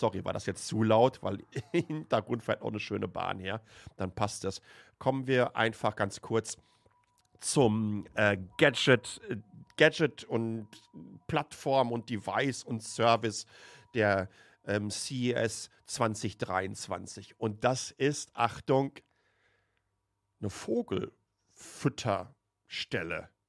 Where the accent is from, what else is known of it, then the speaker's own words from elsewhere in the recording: Waltrop, North Rhine-Westphalia, Germany; Die Etemis AG ist ein Softwareunternehmen aus Lünen, das heißt direkt neben Waltrop, wo ich aufgewachsen bin, im Ruhrpott.